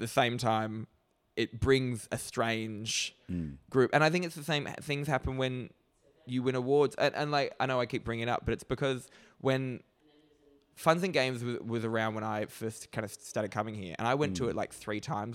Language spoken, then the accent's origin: English; Australia; as an Australian